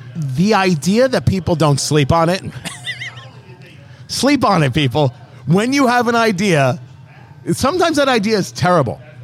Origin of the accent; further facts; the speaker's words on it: New Jersey, United States; moved away; I grew up in Jersey, but I didn't live there when Superstorm Sandy hit